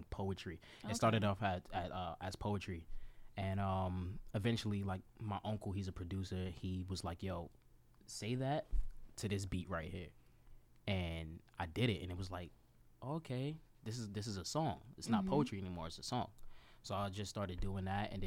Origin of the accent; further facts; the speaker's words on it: New York City, New York, United States; also born or lived in Montgomery County, Maryland; Brooklyn, New York. Born and raised